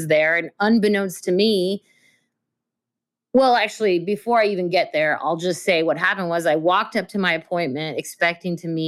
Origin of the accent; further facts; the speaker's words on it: Russia; moved away; also born or lived in Belarus (ancestry); I was born in Russia